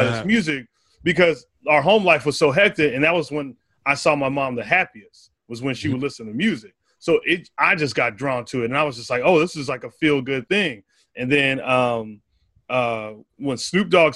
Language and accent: English; Arizona, United States; moved away; I grew up in Arizona